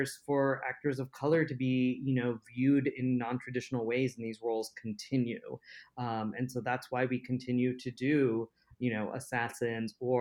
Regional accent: United States; I was viewed first as an American, and then next was as an Indian American

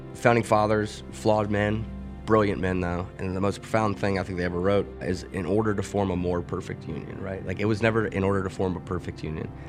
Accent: Mobile, Alabama, United States; moved away as an adult; now in Pittsburgh, United States; I grew up in Mobile, Alabama

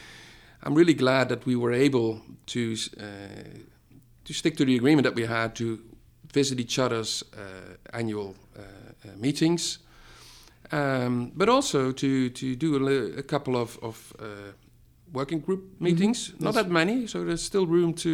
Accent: Netherlands; I'm from the Netherlands.

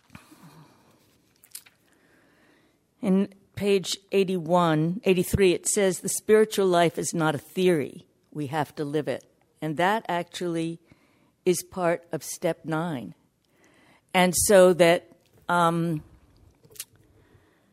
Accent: New York, United States; I'm from New York

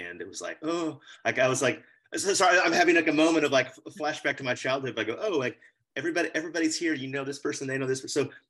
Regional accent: Austin, Texas, United States; I grew up in Austin in a very Baptist, well, preschool all the way through high school and church in the same place in a private school.

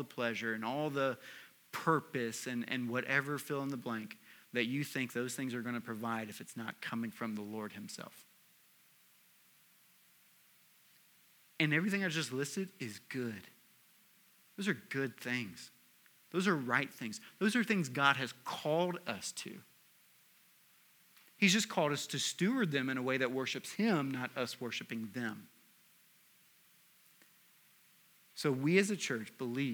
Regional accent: Tennessee, United States; I'm also from Tennessee

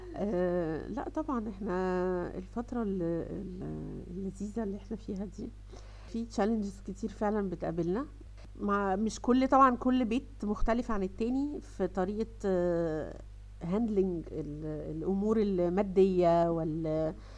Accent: Egypt; عندنا في مصر

